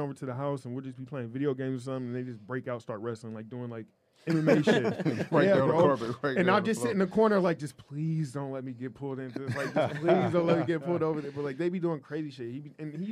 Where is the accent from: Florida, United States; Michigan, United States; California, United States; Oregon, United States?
Oregon, United States; Portland; I was a little kid growing up in Portland